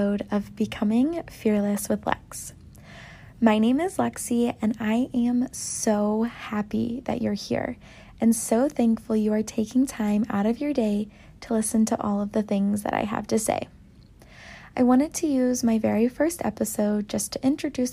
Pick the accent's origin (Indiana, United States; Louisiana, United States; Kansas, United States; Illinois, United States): Illinois, United States; Downs; moved away as an adult; now in Chicago, United States; I am originally from Downs, Illinois, which is a pretty small town, and recently in November, I moved to downtown Chicago with my boyfriend Riley